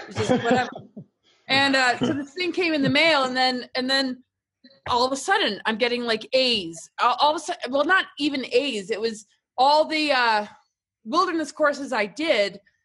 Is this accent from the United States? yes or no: yes; upstate New York, United States; moved away; also born or lived in England / Washington, D.C.; grew up like upstate New York and then Washington D.C.